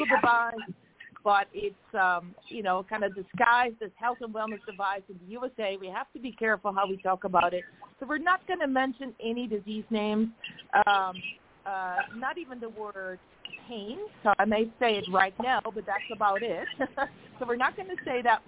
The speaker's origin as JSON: {"language": "English", "country": "Netherlands", "moved": "yes", "said": "I'm from the Netherlands. And just like in Liechtenstein, we celebrate 2 days of Christmas there"}